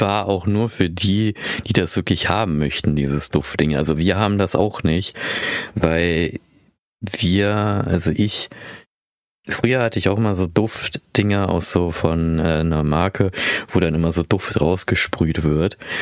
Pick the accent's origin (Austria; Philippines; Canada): Philippines; moved away; ich komme aus den Philippinen